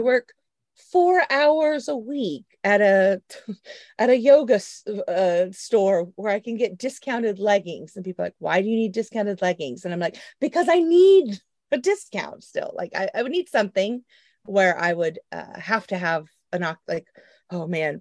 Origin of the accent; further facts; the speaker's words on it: Oklahoma, United States; I'm from Oklahoma, born and raised, the great state, Oklahoma